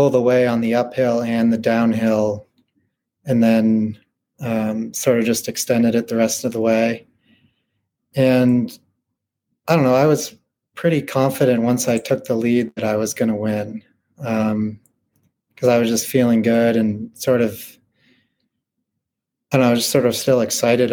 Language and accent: English; Westwood, Massachusetts, United States; now in Fort Collins, United States; I grew up in Westwood, Massachusetts